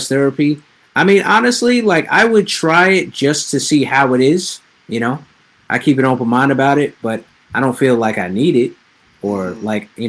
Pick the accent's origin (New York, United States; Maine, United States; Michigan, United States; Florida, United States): New York, United States; we're both from New York